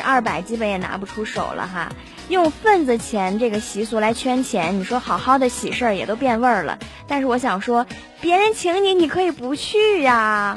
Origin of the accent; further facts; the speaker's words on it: China; 我们嗯。大陆人才是真的土豪哦